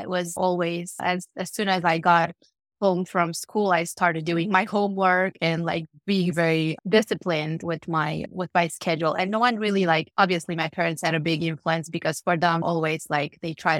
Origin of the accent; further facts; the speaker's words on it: Cluj-Napoca, Cluj County, Romania; born there; So I was born in Romania, in Cluj-Napoca, which is a city. Actually, it's the second largest city in Romania. It's in Transylvania.